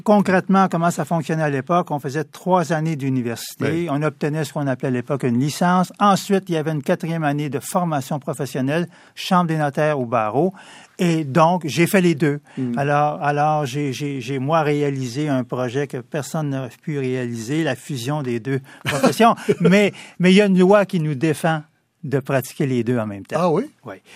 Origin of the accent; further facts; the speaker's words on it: Montreal, Quebec, Canada; pur produit de l'Est de Montréal. Ah ce qu'on appelle le quartier euh, Hochelaga-Maisonneuve. J'y ai grandi